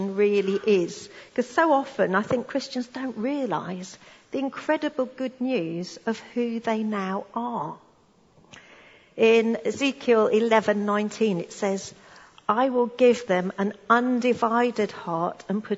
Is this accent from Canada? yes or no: no; United Kingdom; us being British